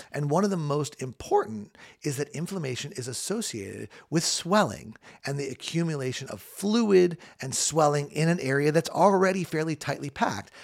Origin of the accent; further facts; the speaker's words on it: Southern California, United States; I grew up in Southern California